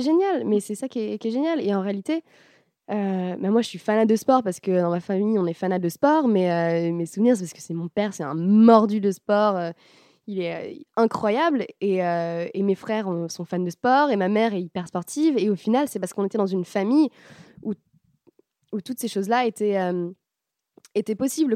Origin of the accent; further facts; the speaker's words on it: France; on est français